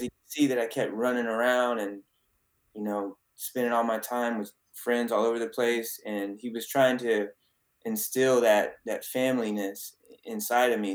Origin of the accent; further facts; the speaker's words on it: San Antonio, Texas, United States; I was born in San Antonio, Texas